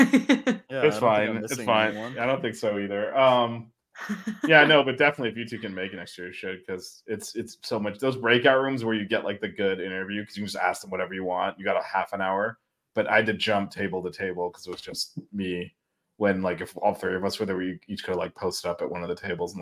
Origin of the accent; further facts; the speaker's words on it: Miami, Florida, United States; I mean, he definitely heard I was from Miami, so I got that going.